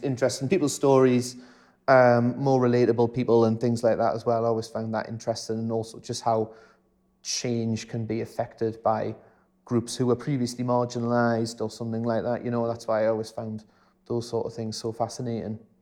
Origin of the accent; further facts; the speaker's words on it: South Tyneside, North East England, United Kingdom; I was from South Tyne